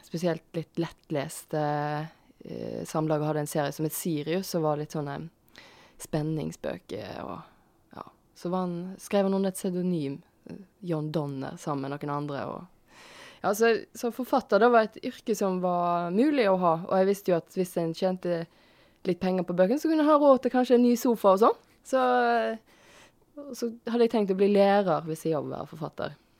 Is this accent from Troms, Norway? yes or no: no; Tysnes, Vestland, Norway; Jeg er fra Tysnes.